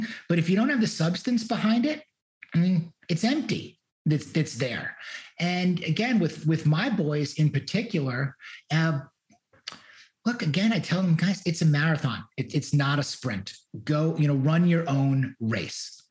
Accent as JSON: {"language": "English", "region": "New York", "country": "United States", "also_born_or_lived": "Miami", "moved": "as an adult", "lives_now": "Houston, United States", "said": "I wanted to leave New York. New York doesn't have the best memories or history for me"}